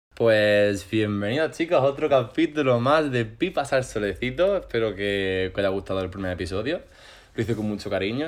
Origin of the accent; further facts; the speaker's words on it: Granada, Andalusia, Spain; yo soy de Granada de siempre. No de aquí, de aquí, pero, realmente soy de Granada.